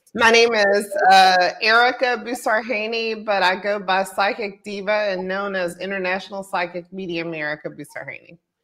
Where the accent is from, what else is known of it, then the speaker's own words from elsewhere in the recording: Pensacola, Florida, United States; I was born in Pensacola